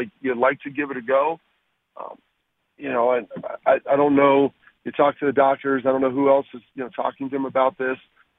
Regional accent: Texas, United States; I mean, I was born in Texas. We kind of have a little bit of a farm growing up, so I've got some of that.

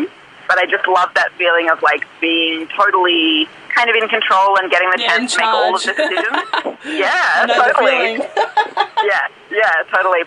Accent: Lismore, New South Wales, Australia; I grew up in Lismore, New South Wales

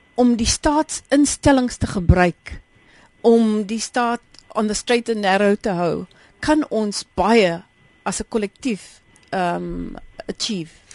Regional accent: South Africa

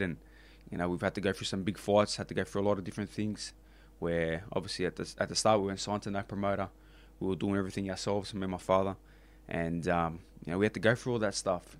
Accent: Australia; I'm the Aussie guy

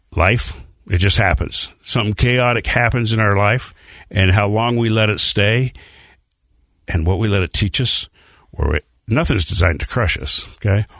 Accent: Bountiful, Utah, United States; also born or lived in Salt Lake City, Utah; age five, we moved to Bountiful, Utah.

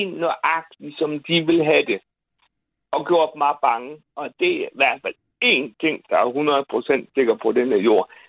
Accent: Bosnia & Herzegovina; som fortæller, hvor jeg kommer fra, nemlig fra Bosnien.

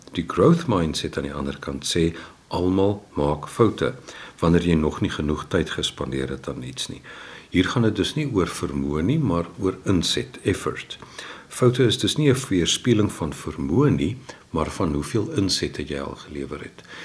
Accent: Windhoek, Khomas, Namibia; also born or lived in Keimoes, South Africa; Ek is in Keimus gebore en toe is in Windhoek

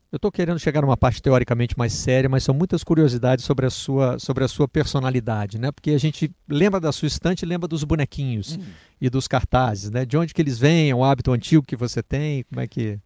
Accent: Zona da Mata, Minas Gerais, Brazil; accent: mineirês; lá na Zona da Mata, onde a gente fala um mineirês que não é carregado no R

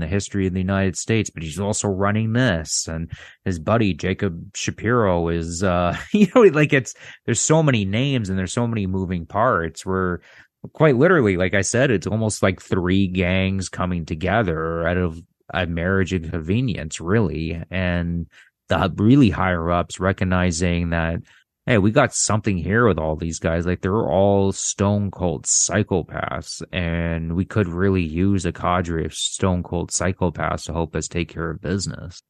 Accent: Canada; I'm Canadian

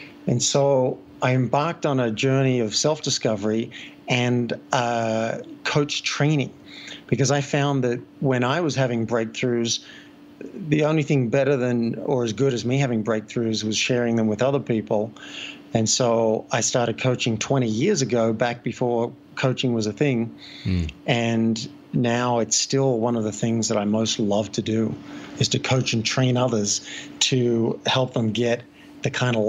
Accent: Sydney, New South Wales, Australia; now in Boulder, United States; And I live in Boulder, but I am from Sydney.

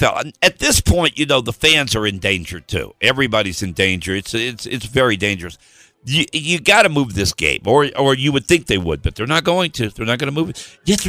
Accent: Nashville, Tennessee, United States; moved away; My hometown, Nashville

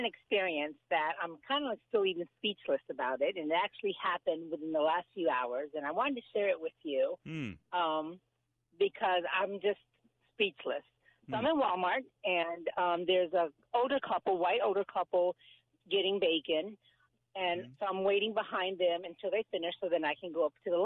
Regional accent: Puerto Rico; moved away; I'm Puerto Rican. I'm from Puerto Rico

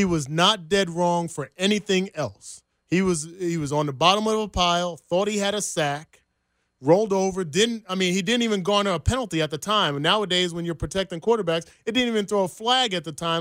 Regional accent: New Jersey, United States; moved away as an adult; now in Kansas City, United States; I'm from Jersey. All my family's back there

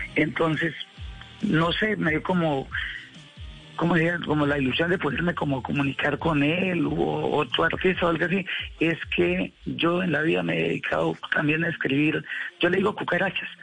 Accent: Cúcuta, Norte de Santander, Colombia; mi Cúcuta, o sea, a mi tierra natal

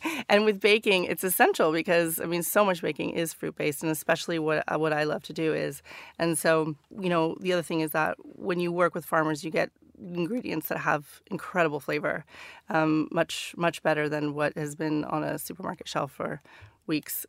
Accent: Northern California, United States; moved away as an adult; now in London, United Kingdom; stories about growing up in Northern California.

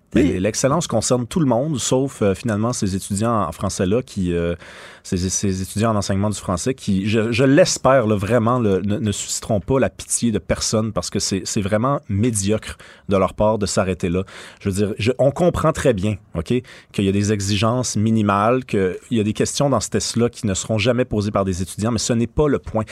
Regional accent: Montreal, Quebec, Canada; je suis québécois. j'ai grandi à Montréal, j'ai vécu à Québec

